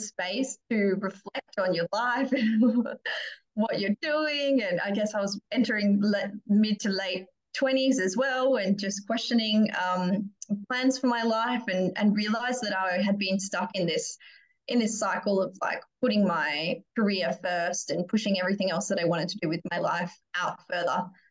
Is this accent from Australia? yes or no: yes; Perth, Western Australia, Australia; I grew up here in Perth